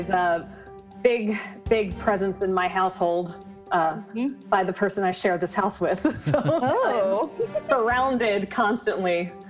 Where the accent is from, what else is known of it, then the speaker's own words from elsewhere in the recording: East Coast, United States; accent: East Coast accent; No hello, but my East Coast accent is abrasive enough.